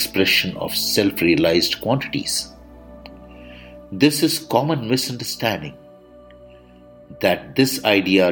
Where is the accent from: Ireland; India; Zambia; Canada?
India; I am the Indian monk.